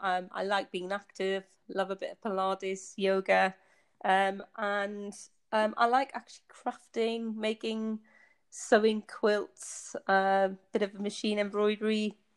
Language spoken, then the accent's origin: English; Tynemouth, North East England, United Kingdom; moved away as an adult; also born or lived in United States / Bedfordshire, England; now in Basel, Switzerland; you can maybe be able to tell from my accent. I was born in the northeast of England. I grew up in a seaside town called Tynemouth, quite a built up in the Victorian times, so it's got quite a lot of history to it.